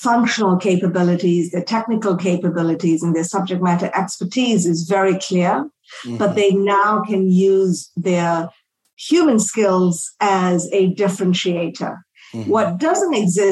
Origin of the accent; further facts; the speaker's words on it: Malaysia; moved away; I grew up in Southeast Asia. I'm from Malaysia originally